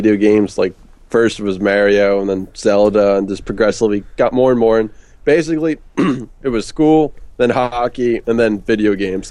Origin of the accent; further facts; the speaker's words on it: Philadelphia, Pennsylvania, United States; accent: Philly; That's my Philly accent.